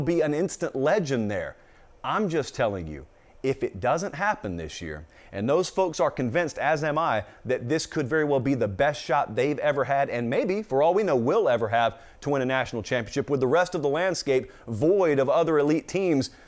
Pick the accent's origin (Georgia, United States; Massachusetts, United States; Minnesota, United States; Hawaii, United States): Georgia, United States; now in Nashville, United States; I'm from Georgia. My home is Georgia.